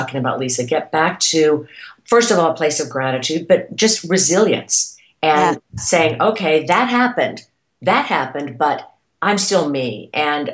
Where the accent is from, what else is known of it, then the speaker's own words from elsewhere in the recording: Irmo, South Carolina, United States; moved away as an adult; also born or lived in Texas / New York / California; growing up in South Carolina